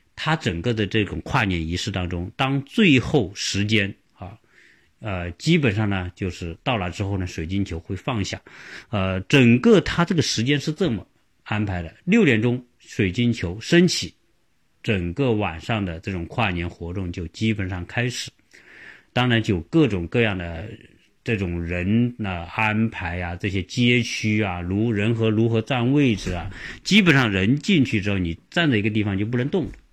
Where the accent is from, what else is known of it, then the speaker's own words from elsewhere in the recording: China; 我们中国人